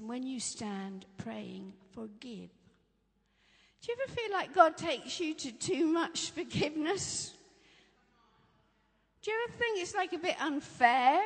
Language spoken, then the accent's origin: English; Norfolk, East of England, United Kingdom; I grew up in Norfolk